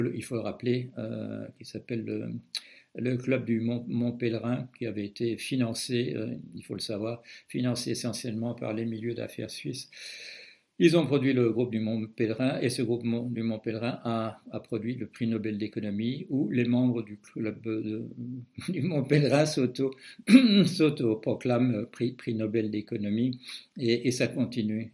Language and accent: French; Belgium; moi je suis belge